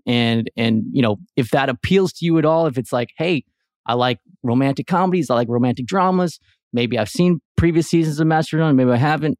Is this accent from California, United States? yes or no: yes; Southern California, United States; I grew up in Southern California